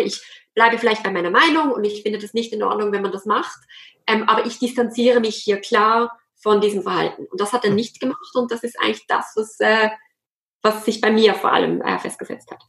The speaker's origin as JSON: {"language": "German", "town": "Basel", "region": "Basel-Stadt", "country": "Switzerland", "also_born_or_lived": "French-speaking Switzerland / Zürich", "moved": "as an adult", "said": "Ich komme ursprünglich aus Basel, was man jetzt im Hochdeutschen nicht hört"}